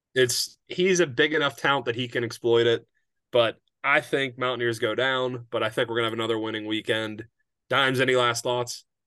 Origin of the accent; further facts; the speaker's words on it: Pittsburgh, Pennsylvania, United States; I'm from Pittsburgh